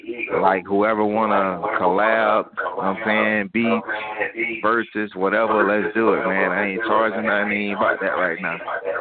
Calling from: Jacksonville, Florida, United States; I'm in Florida, Jacksonville, Florida.

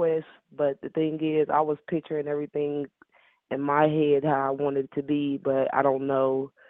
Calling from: Decatur, Illinois, United States; I'm calling from Decatur, Illinois.

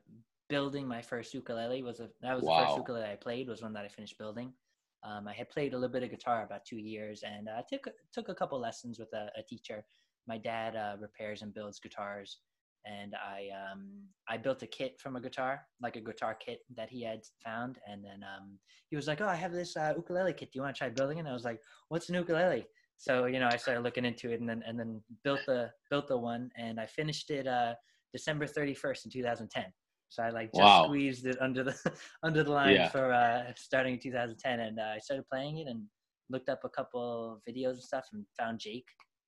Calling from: Long Island, New York, United States; I'm Long Island, New York.

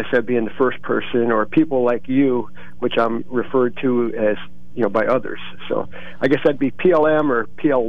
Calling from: Bloomsburg, Pennsylvania, United States; Yeah, hey … from Bloomsburg

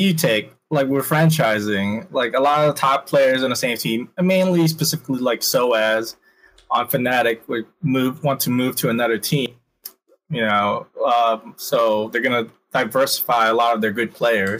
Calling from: Miami, Florida, United States; Miami 305.

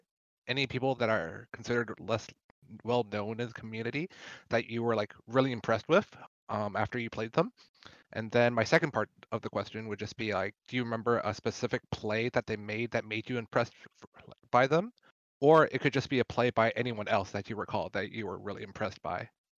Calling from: Vancouver, British Columbia, Canada; I come from Vancouver

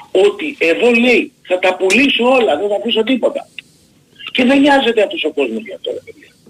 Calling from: Nikaia, Attica, Greece; από Νίκαια

